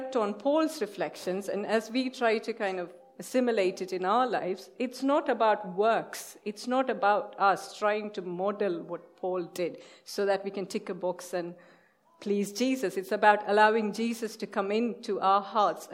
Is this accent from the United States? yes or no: no; India; moved away; we are from India